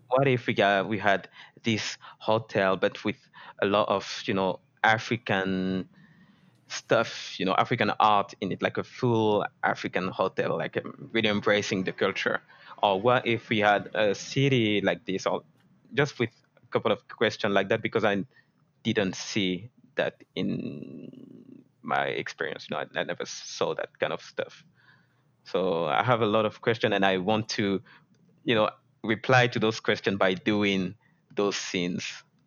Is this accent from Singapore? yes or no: no; France; I grew up in France